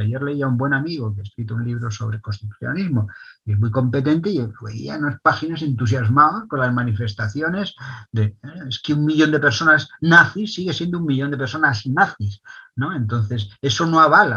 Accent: Catalonia, Spain; somos los catalanes

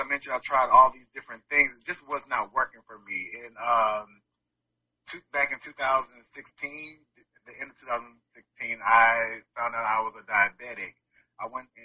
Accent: Georgia, United States; also born or lived in Winston-Salem, North Carolina / Daytona Beach, Florida; I'm originally from Winston-Salem, North Carolina, but I've been in Georgia since I was 6 years old.

